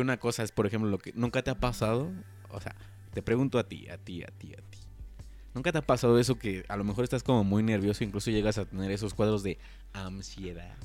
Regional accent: Mexico; como buen mexicano

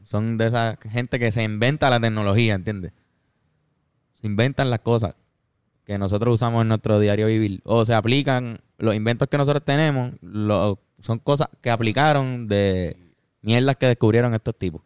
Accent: Puerto Rico; siendo puertorriqueño

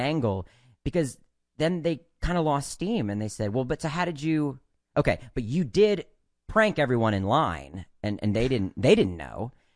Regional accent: Maryland, United States; moved away as an adult; also born or lived in New York; the nice thing about growing up in Maryland is that, uh, you could go to New York for auditions

